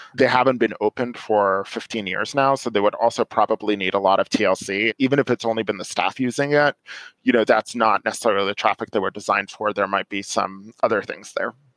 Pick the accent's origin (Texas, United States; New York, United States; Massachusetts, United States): New York, United States; moved away as an adult; now in Silver Spring, Maryland, United States